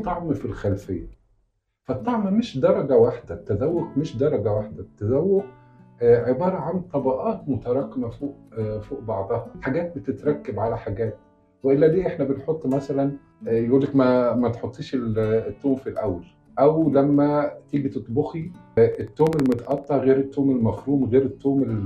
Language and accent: Arabic; Upper Egypt, Egypt; now in Cairo, Egypt; انا لحد ما جيت القاهره من الصعيد